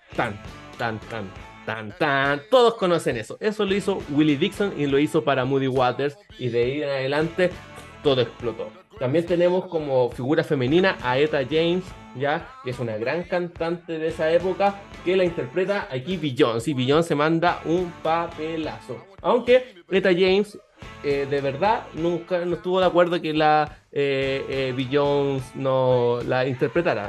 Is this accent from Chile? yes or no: yes; Chile; nosotros como chilenos